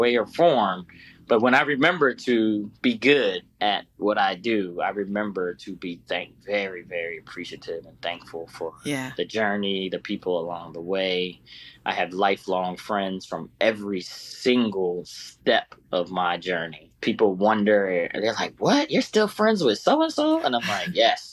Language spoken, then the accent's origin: English; United States; also born or lived in Brazil; as an American and a Black American